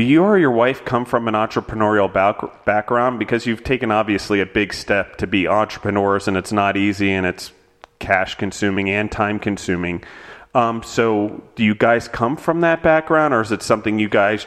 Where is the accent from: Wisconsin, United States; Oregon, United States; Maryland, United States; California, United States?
Maryland, United States; moved away as an adult; also born or lived in Pennsylvania; I grew up in Maryland, but I went to college in Pennsylvania